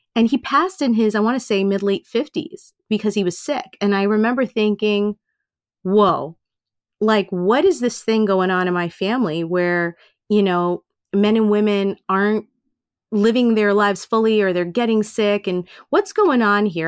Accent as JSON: {"language": "English", "town": "New York City", "region": "New York", "country": "United States", "tie": "born or raised there", "said": "I was born and raised in Queens, and so I'm totally Americanized"}